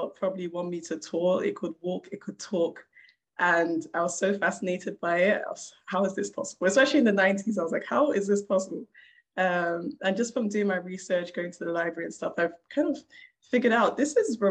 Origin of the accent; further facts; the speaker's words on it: London, United Kingdom; I was a kid growing up in South London, not the best of areas